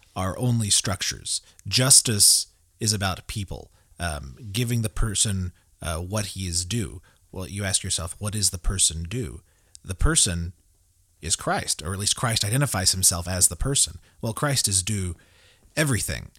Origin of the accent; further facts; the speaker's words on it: Tulsa, Oklahoma, United States; now in Broken Arrow, United States; I live in Broken Arrow, Oklahoma. I grew up in Tulsa